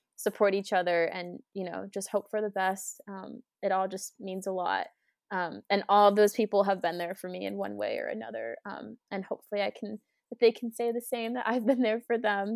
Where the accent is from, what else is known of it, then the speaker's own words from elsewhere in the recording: Cape Cod, Massachusetts, United States; also born or lived in Plymouth, Massachusetts / Amherst, Massachusetts; I grew up on the Cape